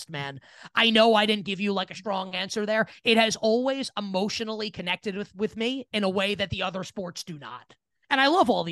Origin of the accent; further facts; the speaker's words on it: New York City, New York, United States; a New Yorker